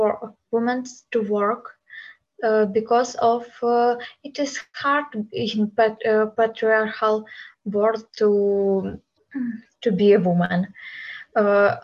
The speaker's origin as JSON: {"language": "English", "country": "Ukraine", "second_language": "English", "moved": "yes", "lives_now": "Poland", "said": "I'm from Ukraine, and I'm Ukrainian, but I have lived in Poland since the war started."}